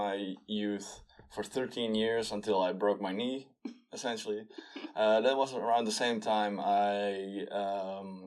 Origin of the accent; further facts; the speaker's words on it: Damwoude, Friesland, Netherlands; English is a second language; also born or lived in Dokkum; I grew up in Friesland. Dammoude, to be precise. That's where I grew up. I was born in Dokkum, then moved to Dammoude.